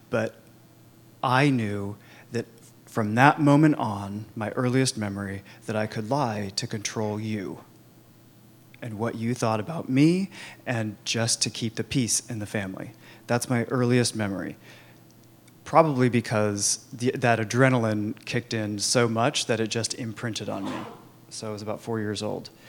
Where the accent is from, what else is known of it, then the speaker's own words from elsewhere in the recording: Sacramento, California, United States; I was born and raised in Sacramento, two hours up the road, uh, the suburbs of Sacramento, actually, which in the um, early 80s was not as cute as it is now.